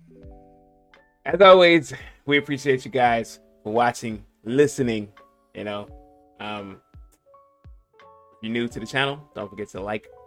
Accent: Polk County, Florida, United States; born or raised there

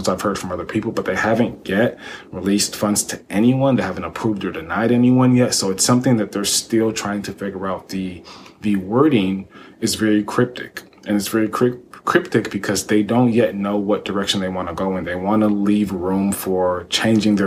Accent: Texas, United States; I grew up here in Texas

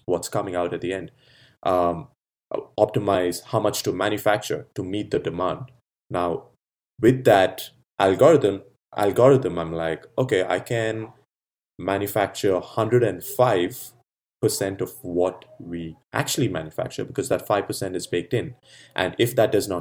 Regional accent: Bangalore, Karnataka, India; when I grew up in India, Bangalore

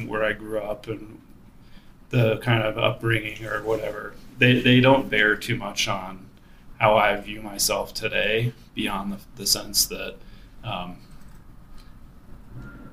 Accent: the South, United States; moved away as an adult; also born or lived in Boston; now in Denver, United States; I grew up on the East Coast in the South

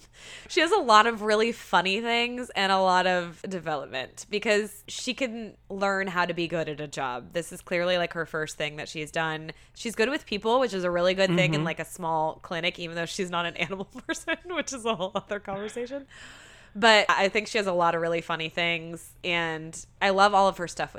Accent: Texas, United States; And we're from Texas.

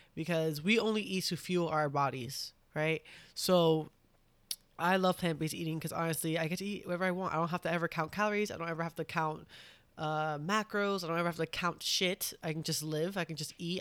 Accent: New York, United States; I'm from New York.

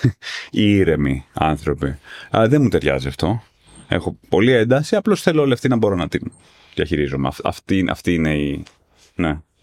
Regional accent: Athens, Attica, Greece; μεγάλωσα στην Αθήνα τη δεκαετία

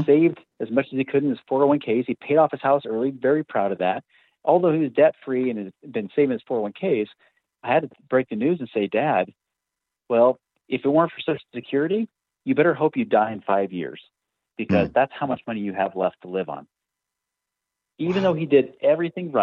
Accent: Oregon, United States; I grew up out in Oregon

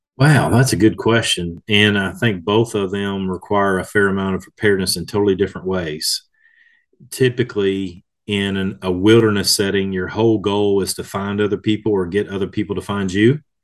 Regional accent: Kentucky, United States; here in my home state of Kentucky

